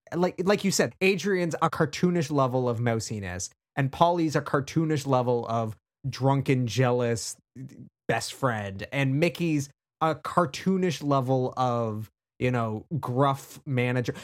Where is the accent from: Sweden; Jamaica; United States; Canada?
Canada; being Canadian